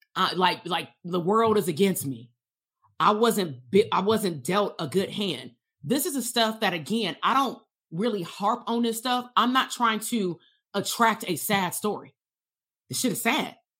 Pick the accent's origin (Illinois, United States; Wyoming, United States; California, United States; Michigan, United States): California, United States; Compton; going to school K through twelve in Compton